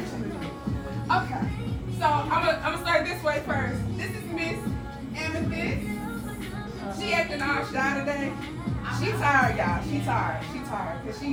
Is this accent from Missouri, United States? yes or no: yes; St. Louis, Missouri, United States; moved away; I'm from St. Louis